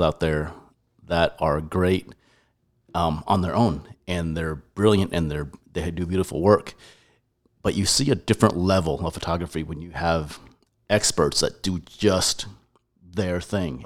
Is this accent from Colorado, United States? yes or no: yes; Colorado, United States; moved away as an adult; also born or lived in Taiwan; now in Texas, United States; I was born in Taiwan, moved all over the U S, grew up in Colorado, up in the mountains, Aspen Vale, Breck, Glenwood Springs, and, uh, from second grade to college